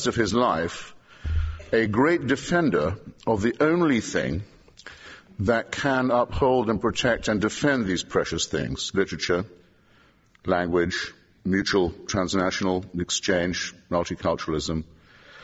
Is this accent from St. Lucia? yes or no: no; England, United Kingdom; an Englishman who tries to make his living by our language